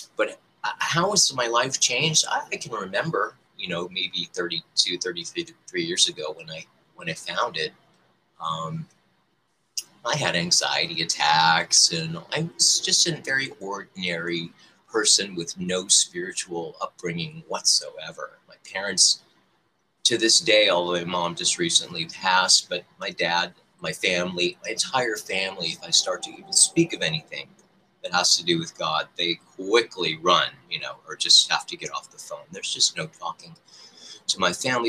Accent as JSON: {"language": "English", "town": "Detroit", "region": "Michigan", "country": "United States", "tie": "born or raised there", "said": "I was born in the Holy Land of Detroit, Michigan"}